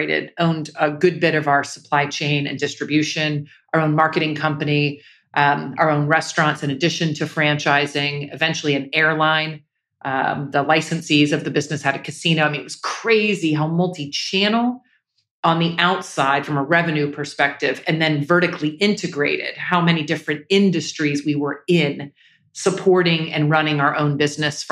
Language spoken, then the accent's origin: English; Jacksonville, Florida, United States; I grew up in Jacksonville, Florida.